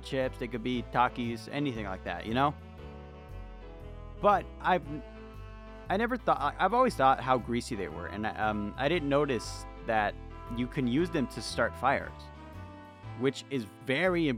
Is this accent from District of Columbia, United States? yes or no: no; California, United States; My entire life, from baby to adult, California, that's all I've known